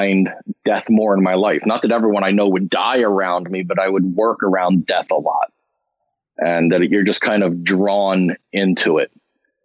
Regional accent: North Wales, Pennsylvania, United States; where I grew up in Pennsylvania, in Montgomery County

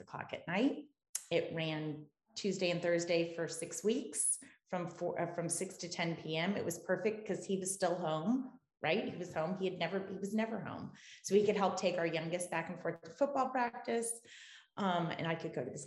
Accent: Sarasota, Florida, United States; moved away as an adult; also born or lived in New England; now in South Shore of Boston, United States; I grew up in Sarasota, Florida. I'm a girl from Siesta Key, and I moved to New England after college

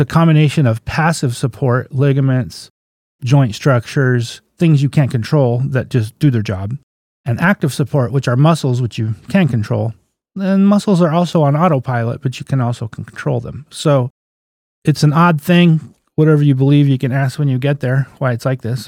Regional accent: Crescent City, California, United States; also born or lived in Garberville, California / Alderpoint, California; I was born in Garberville. When I was 10, I moved to Crescent City. So I'm a local boy

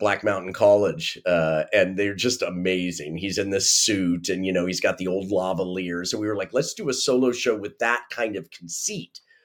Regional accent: Kansas, United States; growing up in Kansas when we grew up

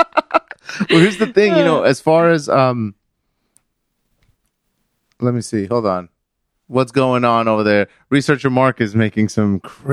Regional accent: Mexico City, Mexico; I'm from Mexico City

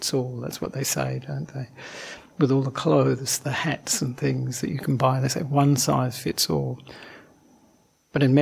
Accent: Perth, Western Australia, Australia; moved away as an adult; also born or lived in Sri Lanka; now in Melbourne, Australia; I am originally from Perth, so not from Melbourne.

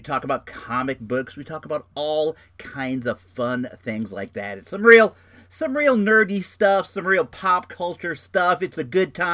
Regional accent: Santa Rosa, California, United States; also born or lived in Oak Lawn, Illinois; I'm a Santa Rosa guy. I live in Rincon Valley. I've lived here for, I don't know, 39 years now. I moved from Oaklawn, Illinois when I was in fourth grade

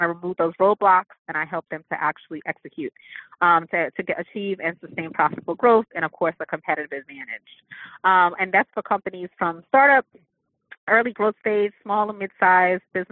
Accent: New York, United States; I'm from New York

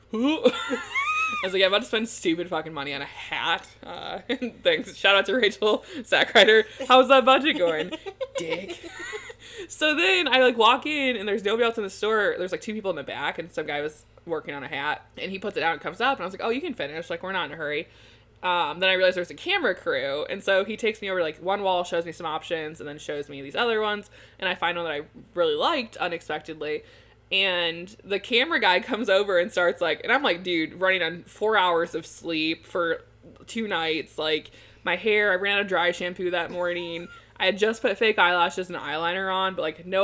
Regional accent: Michigan, United States

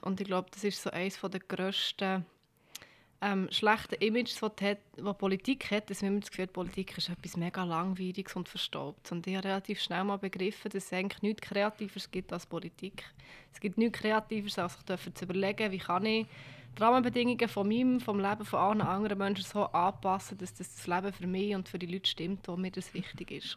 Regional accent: Bern, Switzerland; Ich bin zu Bern auf die Welt gekommen, ich bin in Langasse aufgewachsen.

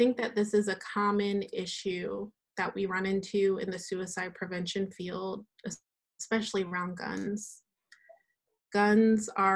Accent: Delaware, United States; I grew up in Delaware. I grew up on a farm

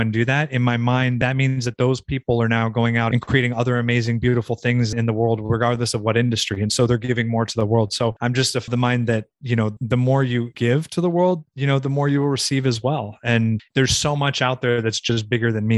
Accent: Southern California, United States; moved away as an adult; also born or lived in Virginia; I grew up in Southern California, about 30 minutes from Malibu Beach

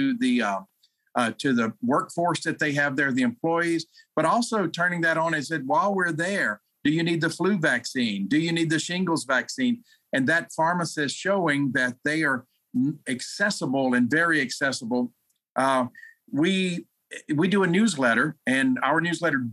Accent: Louisiana, United States; I'm from Louisiana

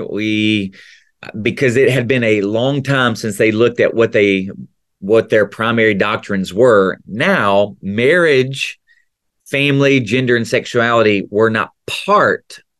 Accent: the South, United States; accent: Southern; videos of me growing up you need subtitles because i was even more, you know, accentuated in my Southern accent.

